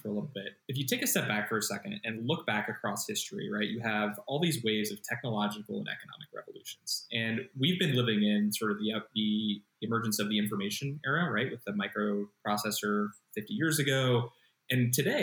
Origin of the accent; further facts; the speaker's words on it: Columbus, Ohio, United States; moved away as an adult; now in California, United States; Transplant okay. from Columbus, Ohio